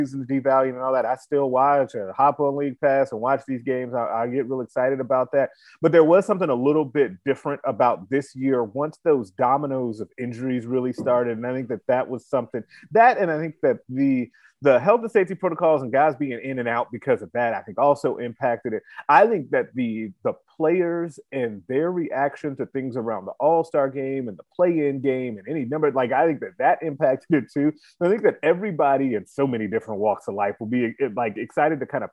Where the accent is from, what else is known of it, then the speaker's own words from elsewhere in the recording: Chicago, Illinois, United States; I grew up in Chicago